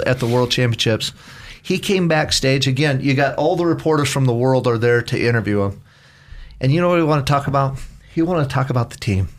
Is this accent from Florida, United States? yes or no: no; Caldwell, Idaho, United States; also born or lived in Battle Ground, Washington; now in Nampa, United States; I was born in Caldwell